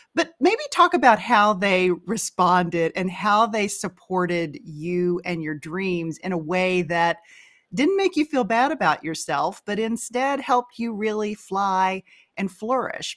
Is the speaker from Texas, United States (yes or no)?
yes; Texas, United States; we're both from Texas